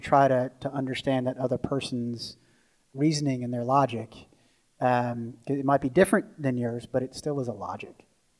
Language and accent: English; Virginia, United States; now in Alaska, United States; while I'm an American, you know, I'm a Virginian true and true, and I now live here in Alaska amongst some great people.